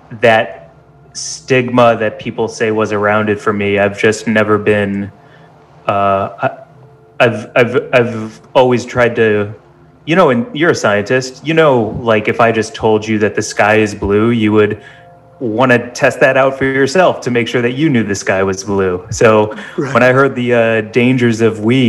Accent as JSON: {"language": "English", "town": "St. Louis", "region": "Missouri", "country": "United States", "tie": "born or raised there", "also_born_or_lived": "Chicago", "moved": "as an adult", "lives_now": "Los Angeles, United States", "said": "I grew up in St. Louis, Missouri"}